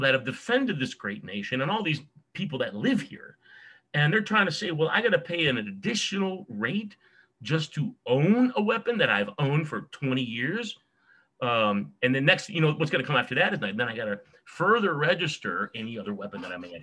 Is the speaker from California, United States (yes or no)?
yes; California, United States; also born or lived in New York / Wisconsin; California is my home